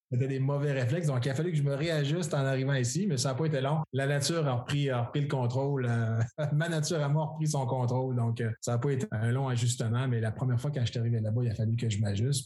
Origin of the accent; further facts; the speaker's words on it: Quebec, Canada; c'est le fun d'être de retour euh, chez nous au Québec.